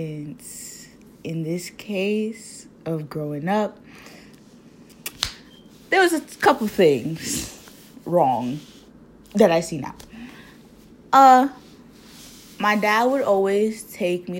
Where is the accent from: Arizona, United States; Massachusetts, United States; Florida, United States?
Massachusetts, United States; Boston; I was not born there. I was born in Boston. My sister was also born here. And my parents grew up there.